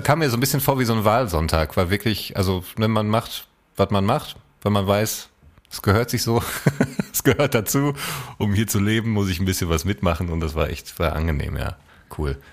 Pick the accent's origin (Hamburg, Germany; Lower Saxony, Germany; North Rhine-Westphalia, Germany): North Rhine-Westphalia, Germany; Essen; meiner Heimatstadt Essen